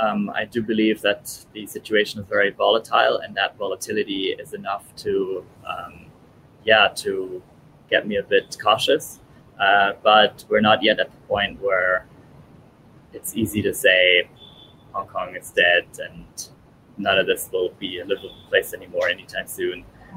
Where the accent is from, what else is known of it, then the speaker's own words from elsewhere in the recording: Italy; born there; I was born in Italy.